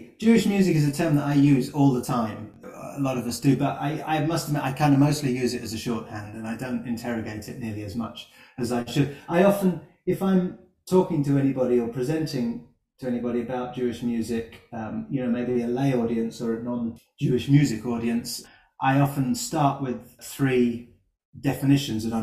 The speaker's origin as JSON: {"language": "English", "region": "London", "country": "United Kingdom", "said": "I'm from North London"}